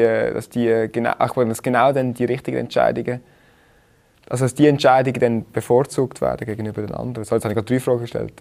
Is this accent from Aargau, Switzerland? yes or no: yes; Rheinfelden, Aargau, Switzerland; moved away as an adult; also born or lived in Zurich; ich bin in Rheinfelden aufgewachsen